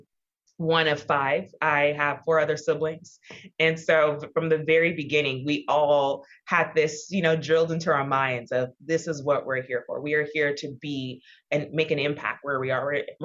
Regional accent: Houston, Texas, United States; I am the daughter of Nigerian immigrants. I was born and raised in Houston, Texas

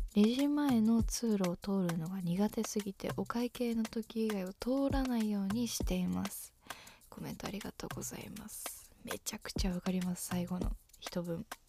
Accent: Shizuoka, Japan; 私と同じ静岡市出身

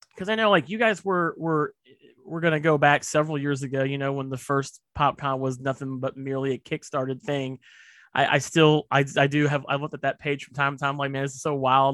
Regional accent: Indianapolis, Indiana, United States; moved away; I'm from Indy, so it's like you know, it's my it's my hometown

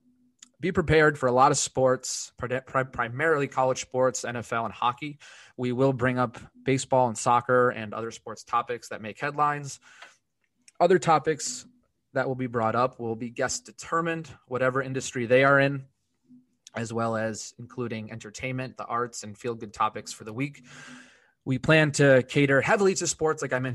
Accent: Connecticut, United States; born and raised in Connecticut

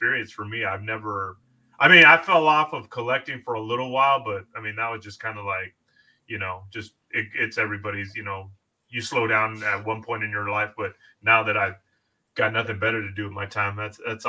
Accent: Southern California, United States; I'm born and raised in Southern California

